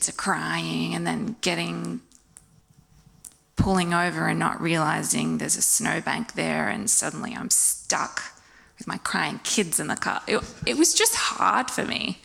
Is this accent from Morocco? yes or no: no; Wollongong, New South Wales, Australia; moved away as an adult; also born or lived in Indiana, United States; I grew up here in Wollongong on the coast.